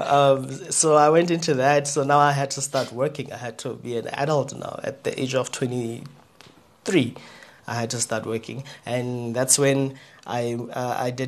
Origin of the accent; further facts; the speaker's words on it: Kuruman, Northern Cape, South Africa; I was born and bred in Kuman. That's a town in Northern Cape.